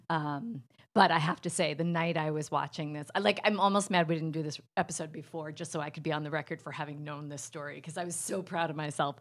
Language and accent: English; New Jersey, United States; I'm from Jersey, so it comes out auntie